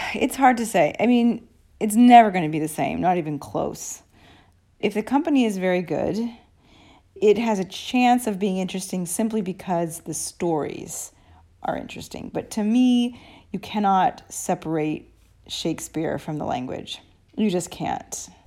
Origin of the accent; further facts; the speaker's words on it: United States; also born or lived in Arizona; now in Italy; my perspective as an American